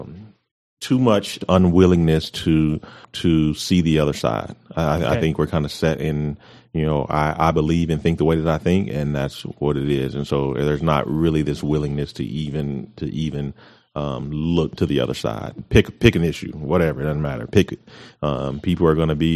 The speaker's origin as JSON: {"language": "English", "town": "Amarillo", "region": "Texas", "country": "United States", "tie": "born or raised there", "also_born_or_lived": "Colorado Springs, Colorado / Kansas / Panama", "said": "I'm from the Heights. I mean, I grew up in the Heights"}